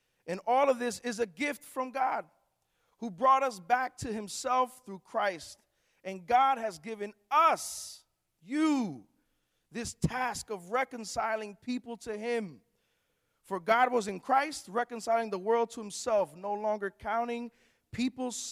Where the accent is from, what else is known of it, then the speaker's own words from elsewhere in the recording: Newark, New Jersey, United States; I'm from actually Newark, New Jersey. I pastor a church there in Newark, New Jersey